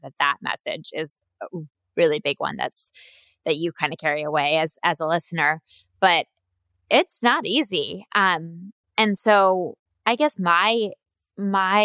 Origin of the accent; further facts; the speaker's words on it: United States; me being an American